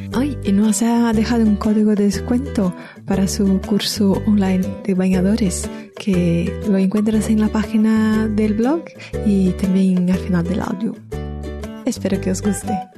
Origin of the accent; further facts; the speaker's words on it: Brazil; moved away; Eso me hizo recordar de niña que en Brasil